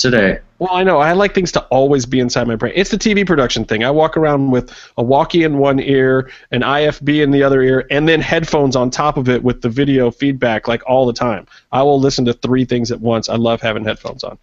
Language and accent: English; Cleveland, Ohio, United States; Cleveland, my hometown